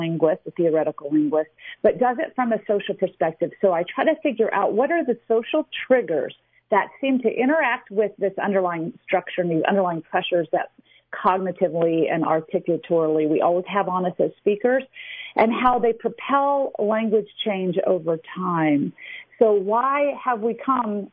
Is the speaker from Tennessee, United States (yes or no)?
yes; Memphis, Tennessee, United States; now in Reno, United States; I grew up in the South with a very different background than most of my peers